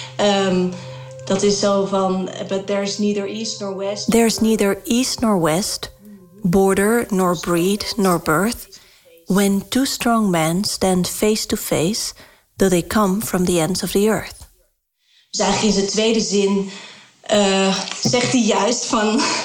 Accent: Rotterdam, South Holland, Netherlands; moved away; In de jaren 90 had ik les van Seur op de Wolvert van Borselen, een zwarte school in Rotterdam

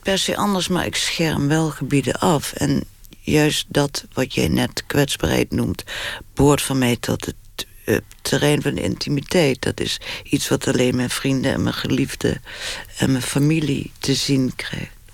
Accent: Limburg, Netherlands; now in Amsterdam, Netherlands; ik voel me wel echt Limburger, ja. Ik voel me ook Amsterdam. Ik woon langer in Amsterdam dan eh, ik in Limburg heb gewoond

